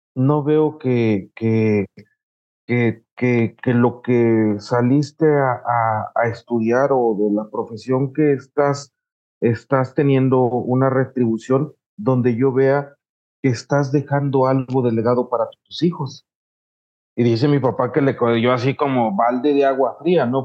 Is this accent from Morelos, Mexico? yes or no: yes; Morelos, Mexico; nosotros somos morelenses, ¿no? Del estado de Morelos